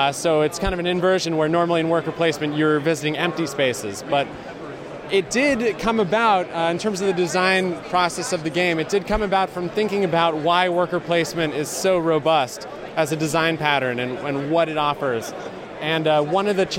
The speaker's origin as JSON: {"language": "English", "town": "Burlington", "region": "Vermont", "country": "United States", "tie": "born or raised there", "also_born_or_lived": "Ohio", "moved": "yes", "lives_now": "Nashville, United States", "said": "I was born in Ohio, but I grew up in Burlington, Vermont"}